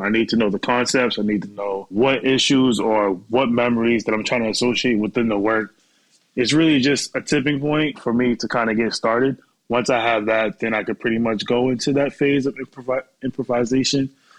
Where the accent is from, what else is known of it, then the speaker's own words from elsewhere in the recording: Boston, Massachusetts, United States; now in New York, United States; And I went to school in Worcester, Massachusetts, because I'm from Boston.